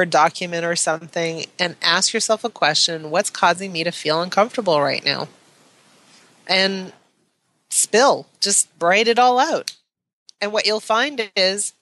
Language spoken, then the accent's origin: English; Canada; I'm Canadian